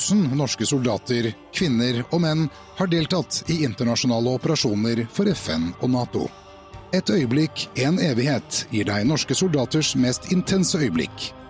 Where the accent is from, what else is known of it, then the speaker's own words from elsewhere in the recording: Fredrikstad, Østfold, Norway; Og jeg er jo fra Fredrikstad, så det var 15 minutter å sykle til, eh, til kaserna.